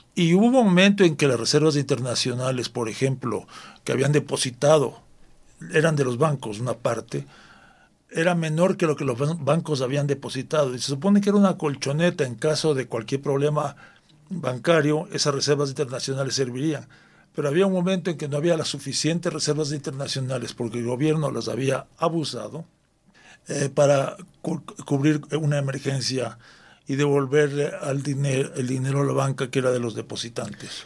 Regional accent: Ecuador; los ecuatorianos

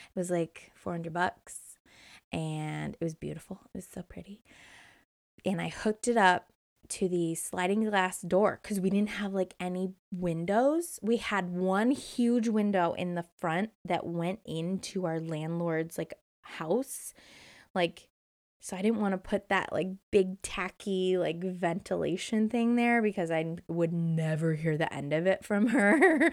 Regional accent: Indiana, United States; moved away as an adult; also born or lived in Hermosa Beach, California; growing up in Indiana

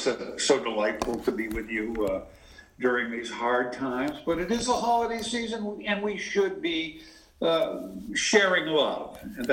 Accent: Marblehead, Massachusetts, United States; also born or lived in Connecticut; I grew up in a little town north of Boston called Marblehead, Massachusetts, and when I was about 3 years old, 3 and a half, we moved back to Marblehead and from Connecticut, where my father was working in New York

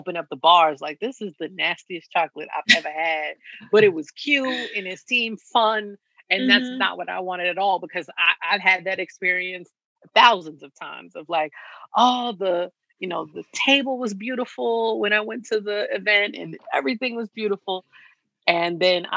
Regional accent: New York City, New York, United States; I grew up in Lower Harlem, in between the East and the West Side.

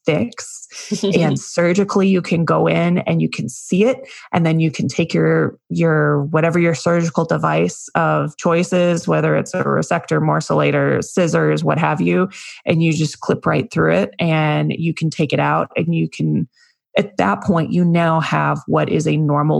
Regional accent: Las Vegas, Nevada, United States; I'm from Vegas

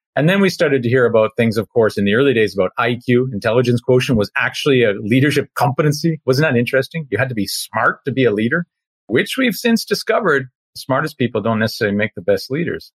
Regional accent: Canada; an ice hockey player growing up in Canada

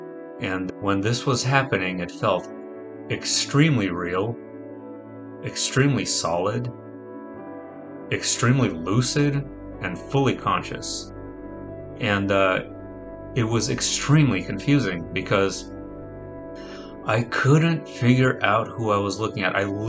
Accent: New York City, New York, United States; also born or lived in Russia / Arizona / California; now in San Diego, United States; I'm 34 years old and I live in San Diego, California. I'm originally from Russia. I grew up in New York City, Arizona, and California.

